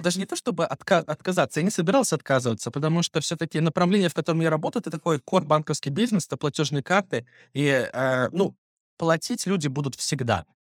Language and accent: Russian; Belarus; moved away as an adult; now in Moscow, Russia; Плюс я иностранец, я еще так и не получил гражданство, то есть я живу э, как белорус